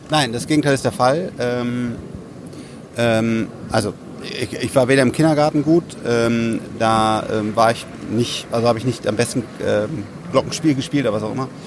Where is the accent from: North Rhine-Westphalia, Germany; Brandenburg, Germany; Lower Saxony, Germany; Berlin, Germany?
North Rhine-Westphalia, Germany; Bonn; dass eine neue Schule aufgemacht wurde in äh, Bonn, meinem Heimatdorf sozusagen